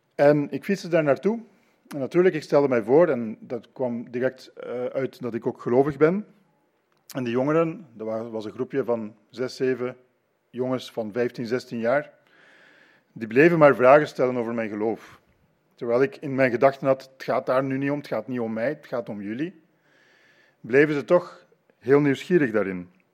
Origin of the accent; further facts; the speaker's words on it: Leuven, Flanders, Belgium; moved away as an adult; now in Ypres, Belgium; Ik ben in Leuven grootgebracht en het is negen jaar geleden dat wij naar Ypres verhuisd zijn.